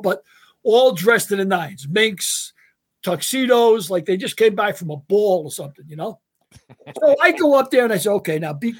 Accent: New York, United States; I'm from New York

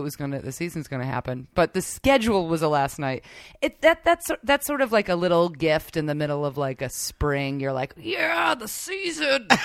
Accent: New York, United States; I grew up in New York

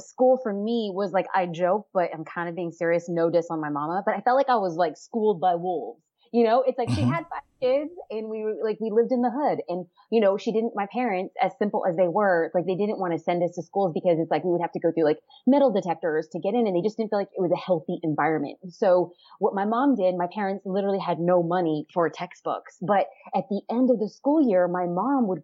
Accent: Los Angeles, California, United States; I'm born and raised in Southern California, East Los Angeles.

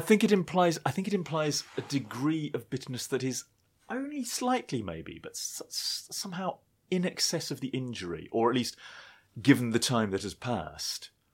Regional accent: United Kingdom; being British

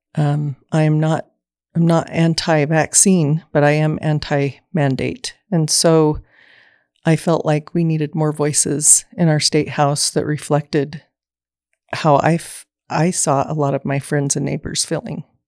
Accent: Southeast Idaho, United States; I was born and raised in Southeast Idaho

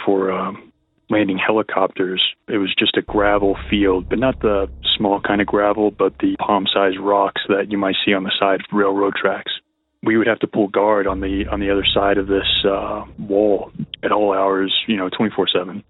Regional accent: Texas, United States; now in Boulder, United States; I'm from Texas. I'm currently residing in Colorado in the Boulder area.

